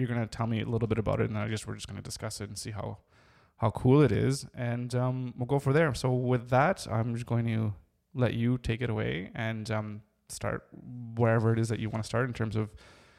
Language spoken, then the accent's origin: English; Canada; I'm Canadian.